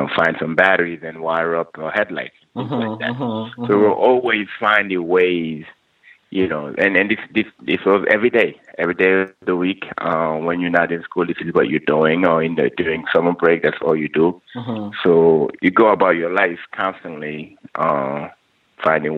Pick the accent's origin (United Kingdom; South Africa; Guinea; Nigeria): Guinea; now in New York City, United States; I'm originally from Guinea in West Africa, and I'm currently residing in New York City